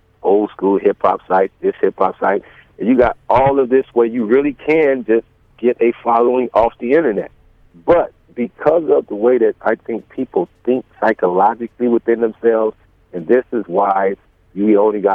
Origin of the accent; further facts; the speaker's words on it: San Francisco, California, United States; I'm from San Francisco